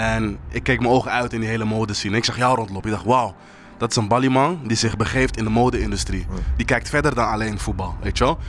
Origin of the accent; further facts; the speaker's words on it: Ghana; moved away; Ik kom zelf uit Ghana